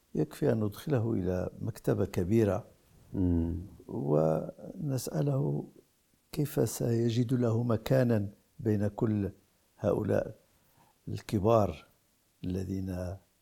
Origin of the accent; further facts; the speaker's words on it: Morocco; في لغتنا العربية وفي بلدنا المغرب